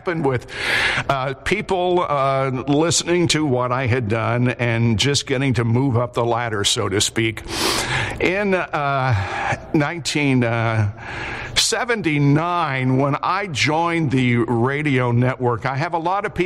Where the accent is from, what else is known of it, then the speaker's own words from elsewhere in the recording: Liberty, Indiana, United States; my hometown of Liberty, Indiana, which is a town of 1800 in East Central Indiana